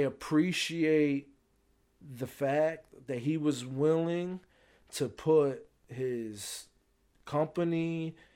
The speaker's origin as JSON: {"language": "English", "country": "United States", "said": "I'm American"}